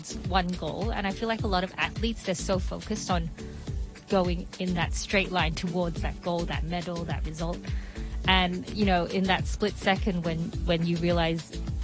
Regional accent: Melbourne, Victoria, Australia; moved away; I grew up in Australia, Melbourne

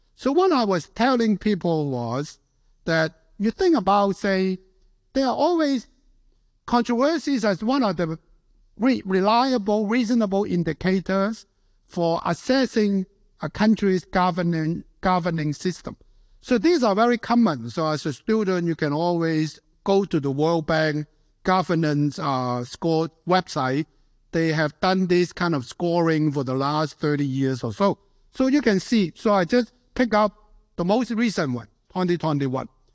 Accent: Hong Kong; moved away; also born or lived in United States; being born and raised in Hong Kong

